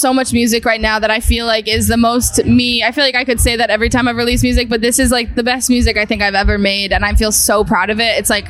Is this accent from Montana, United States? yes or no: no; Massachusetts, United States; outside of Boston.